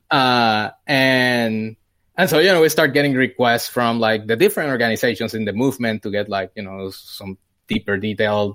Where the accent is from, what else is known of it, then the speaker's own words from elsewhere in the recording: Puerto Rico; moved away as an adult; now in United States; I grew up in Puerto Rico. Uh, I was born there, uh, and lived there until, un-, until I finished college